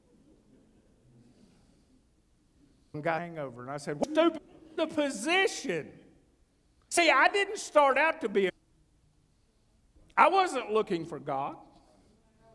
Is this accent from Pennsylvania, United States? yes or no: no; North Carolina, United States; I'm from North Carolina